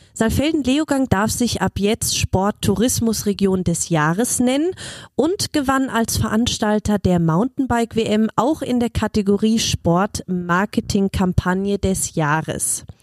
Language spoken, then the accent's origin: German; Germany; ich als Deutsche